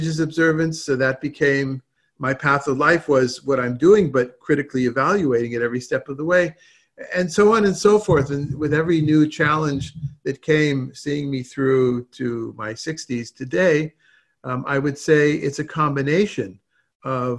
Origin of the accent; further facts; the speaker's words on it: Southern California, United States; moved away; also born or lived in Israel; growing up in Southern California